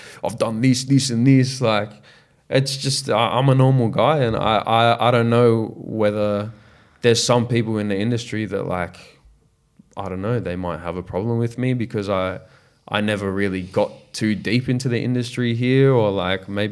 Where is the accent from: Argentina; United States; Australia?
Australia; I'm an Australian artist